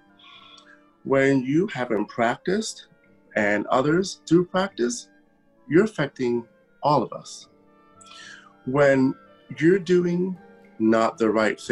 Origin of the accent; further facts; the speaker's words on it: Germany; moved away; I grew up in Germany